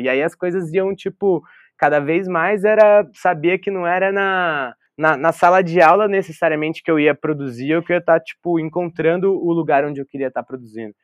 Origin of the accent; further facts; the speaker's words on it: Taubaté, São Paulo, Brazil; also born or lived in Porto Velho, Rondônia; numa região, que é o Vale do Paraíba, cresci ali